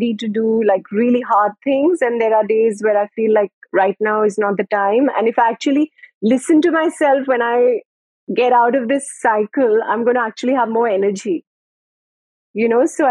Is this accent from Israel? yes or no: no; India; being an Indian woman